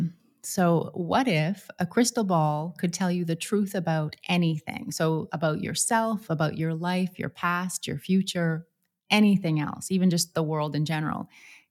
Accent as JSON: {"language": "English", "country": "Canada", "moved": "yes", "said": "for a lot of Canadians, we take French. If we're English, we take French in schools because we have the 2 official languages in Canada"}